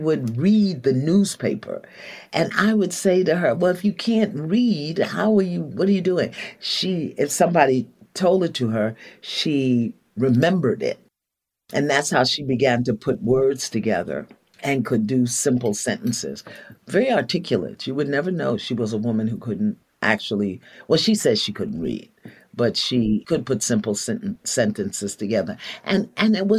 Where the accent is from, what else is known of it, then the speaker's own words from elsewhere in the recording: New York City, New York, United States; I grew up in Brooklyn. I hail from the nation of Brooklyn, and I am a New Yorker forever